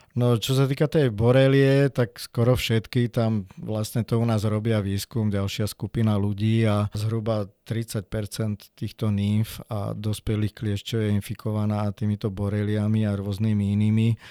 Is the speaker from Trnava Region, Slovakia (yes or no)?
yes; Piešťany, Trnava Region, Slovakia; My sme vyrastali v Piešťanoch v parku, tam sme mali služobný byt